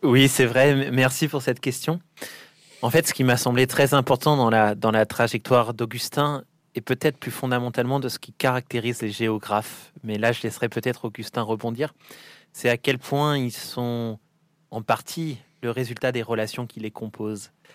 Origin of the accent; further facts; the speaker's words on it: Saint-Étienne, Auvergne-Rhône-Alpes, France; je suis stéphanois, petit-fils de mineur moi-même